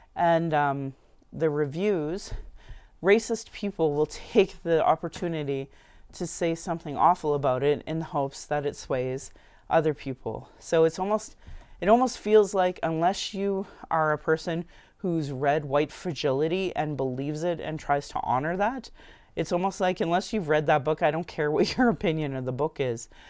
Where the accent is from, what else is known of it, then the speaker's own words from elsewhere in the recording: Sylvan Lake, Alberta, Canada; now in Calgary, Canada; I grew up in Sylvan Lake where this was a hockey town.